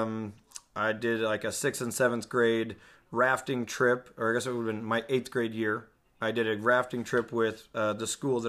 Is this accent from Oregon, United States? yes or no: yes; Hammond, Oregon, United States; I was born in Hammond, Oregon